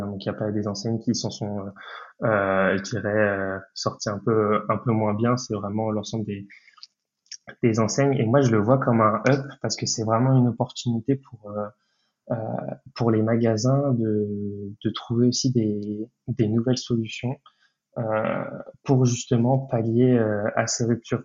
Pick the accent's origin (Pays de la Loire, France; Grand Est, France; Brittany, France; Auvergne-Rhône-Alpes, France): Brittany, France; j'ai 23 ans et je suis breton